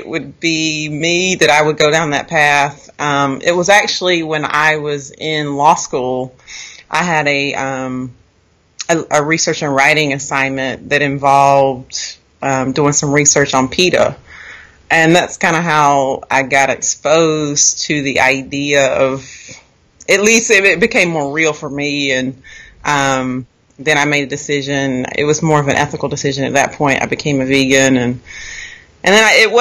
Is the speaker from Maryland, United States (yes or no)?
no; Raleigh, North Carolina, United States; now in Virginia, United States; I grew up in North Carolina, near Raleigh, and I currently live in Virginia.